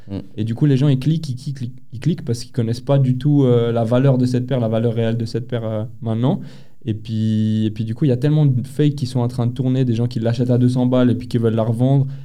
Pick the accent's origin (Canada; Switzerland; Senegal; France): Switzerland; Geneva; on est de Genève